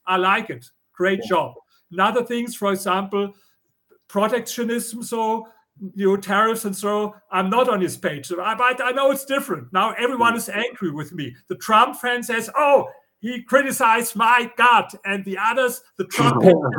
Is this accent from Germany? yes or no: yes; Germany; accent: German; English is a second language; now in United States; You know, I come from Germany, as you hear with my accent.